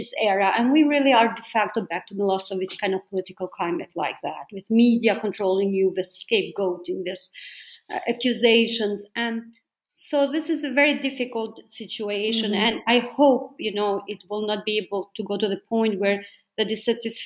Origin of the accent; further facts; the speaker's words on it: Germany; now in Berlin, Germany; in my home country here in Berlin